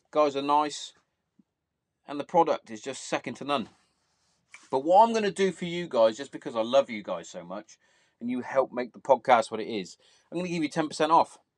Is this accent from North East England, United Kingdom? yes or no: no; Bath, South West England, United Kingdom; obviously, I'm from Bath